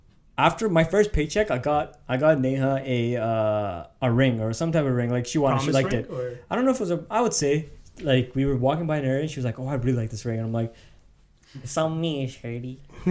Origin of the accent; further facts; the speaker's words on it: Canada; I am Canadian, you bastard.